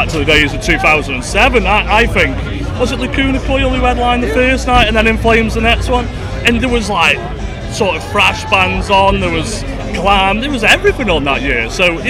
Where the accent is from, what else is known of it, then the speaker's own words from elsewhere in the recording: Stoke-on-Trent, West Midlands, United Kingdom; we're only from Stoke.